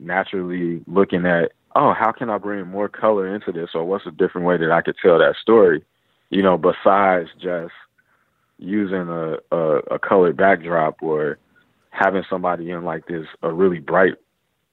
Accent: Chicago, Illinois, United States; I grew up in Chicago on the South Side

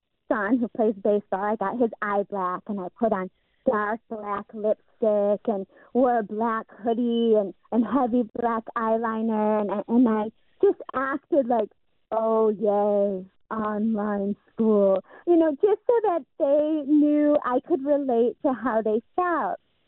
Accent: Michigan, United States; we're from Michigan

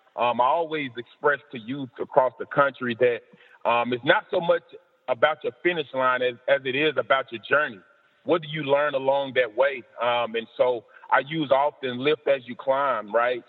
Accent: Decatur, Alabama, United States; moved away; also born or lived in Mississippi; I've had to defeat several obstacles growing up in Decatur, Alabama

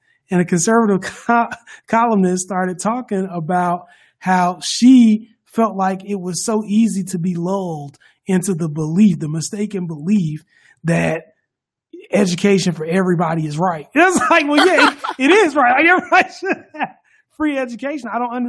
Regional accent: United States; as an American

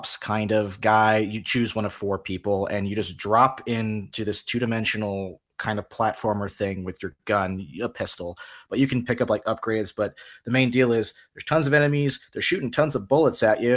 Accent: San Diego, California, United States; I grew up in San Diego, and we had like a family fun center

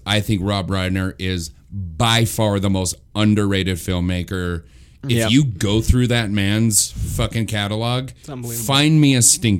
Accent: New Mexico, United States; I grew up in New Mexico

